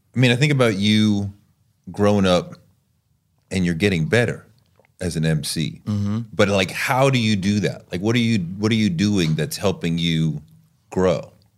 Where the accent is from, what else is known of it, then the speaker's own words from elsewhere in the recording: New York City, New York, United States; as a New Yorker